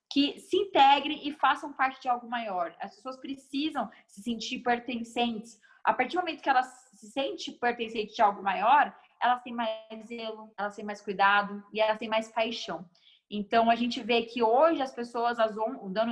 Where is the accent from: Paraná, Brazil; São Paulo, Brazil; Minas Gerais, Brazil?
São Paulo, Brazil; Guarulhos; Emi, eu, eu, nasci em São Paulo, mas eu sou guarulhense de coração, moro aqui desde, desde mais novinha.